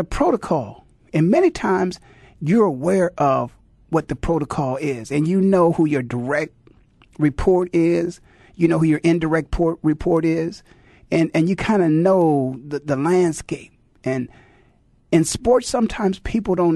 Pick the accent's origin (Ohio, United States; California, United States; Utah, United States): Ohio, United States; Canton; when I was growing up in Canton, Ohio